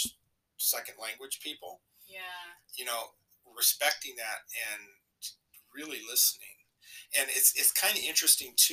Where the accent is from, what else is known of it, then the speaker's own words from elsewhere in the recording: California, United States; I'm from California